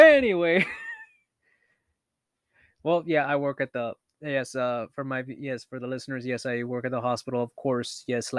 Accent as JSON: {"language": "English", "country": "Canada", "said": "I used to tell people I'm Canadian, so I'm sorry."}